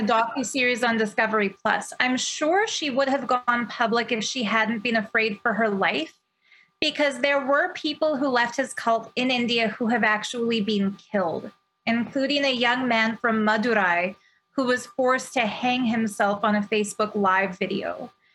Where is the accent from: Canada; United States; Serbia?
Canada; as a Canadian